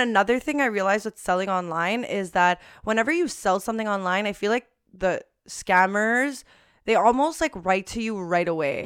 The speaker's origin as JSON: {"language": "English", "town": "Montreal", "region": "Quebec", "country": "Canada", "said": "We're from Montreal"}